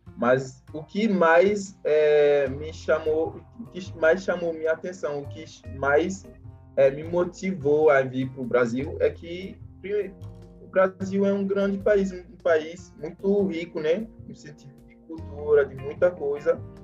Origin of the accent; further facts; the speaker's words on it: Benin; Portuguese is a second language; now in Brazil; eu sou do Benin, faço o curso de administração na UFOB